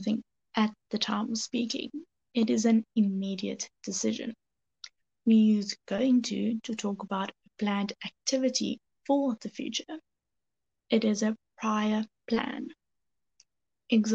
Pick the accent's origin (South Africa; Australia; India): South Africa; I'm from South Africa